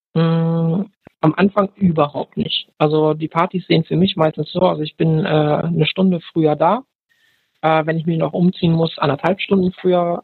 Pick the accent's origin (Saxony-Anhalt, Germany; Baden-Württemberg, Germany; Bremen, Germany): Bremen, Germany; ich komme aus Bremen